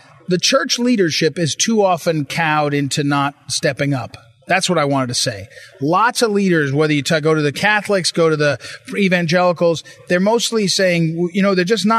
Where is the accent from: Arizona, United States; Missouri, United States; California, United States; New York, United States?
Missouri, United States; I come from Missouri.